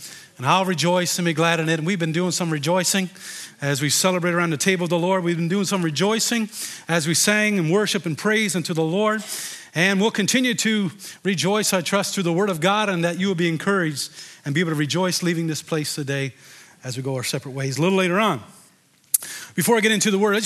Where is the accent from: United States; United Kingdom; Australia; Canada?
Canada; Deer Lake, Newfoundland and Labrador; I grew up in Deer Lake, and you know, we used to go on skidoo and go ice fishing many, many times